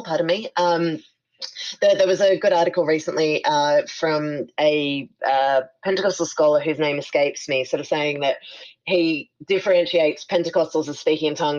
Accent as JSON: {"language": "English", "town": "Sydney", "region": "New South Wales", "country": "Australia", "tie": "born or raised there", "moved": "as an adult", "lives_now": "New Orleans, United States"}